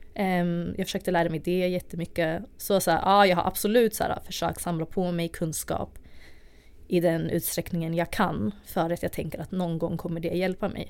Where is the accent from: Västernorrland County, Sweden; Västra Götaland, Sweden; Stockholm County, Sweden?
Stockholm County, Sweden; Stockholm; jag är uppvuxen i Tensta i Stockholm